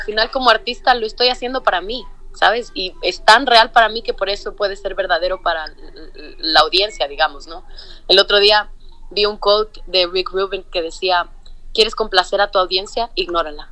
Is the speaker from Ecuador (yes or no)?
yes; Ecuador; now in Mexico City, Mexico; soy ecuatoriana, nacida y crecida allá